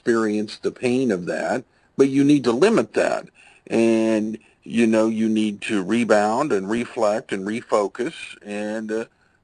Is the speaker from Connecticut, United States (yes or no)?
no; Tulsa, Oklahoma, United States; grew up here in Tulsa, Oklahoma, where I make my home today